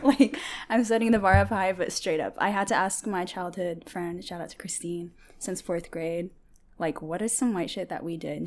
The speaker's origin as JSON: {"language": "English", "town": "Bothell", "region": "Washington", "country": "United States", "tie": "born or raised there", "also_born_or_lived": "Eritrea / Seattle", "first_language": "Tigrinya", "second_language": "English", "said": "I moved to Seattle when I was three, but I grew up in Bothell"}